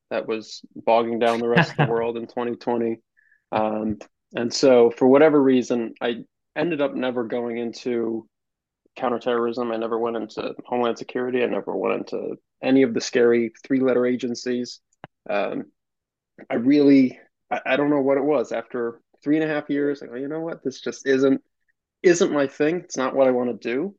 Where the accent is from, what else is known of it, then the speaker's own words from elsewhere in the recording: Albany, New York, United States; I'm a somewhat Albany native. I grew up around Albany